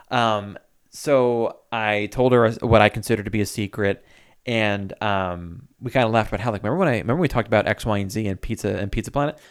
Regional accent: Medford, New York, United States; moved away as an adult; I grew up in Medford

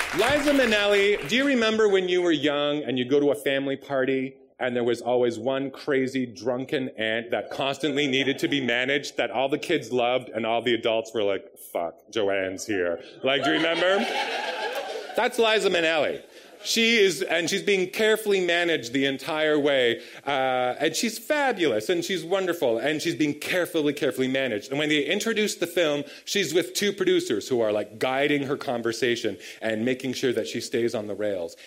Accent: Palgrave, Ontario, Canada; also born or lived in Toronto / Bolton; I was born in Toronto and right. moved to Palgrave when I was in grade four.

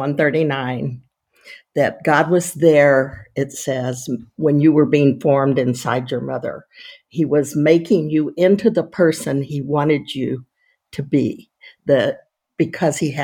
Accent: Texas, United States; moved away as an adult; also born or lived in California; now in Florida, United States; I'm from Texas, but I live in Florida, and I lived in California. So I haven't lived in Texas since I finished college, but I'm still a total Texan.

